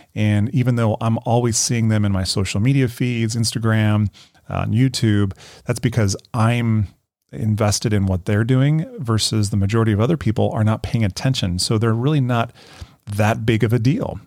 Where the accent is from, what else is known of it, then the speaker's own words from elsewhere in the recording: Colorado, United States; moved away as an adult; also born or lived in Denver, Colorado; now in Carlsbad, United States; I was born and raised in Colorado. You know, I was a Colorado boy.